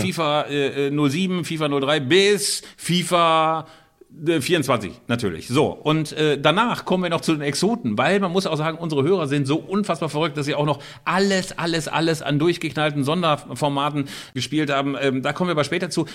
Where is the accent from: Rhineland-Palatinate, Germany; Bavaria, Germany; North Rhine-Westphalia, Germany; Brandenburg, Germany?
North Rhine-Westphalia, Germany; Bielefeld; Hier bei uns in Bielefeld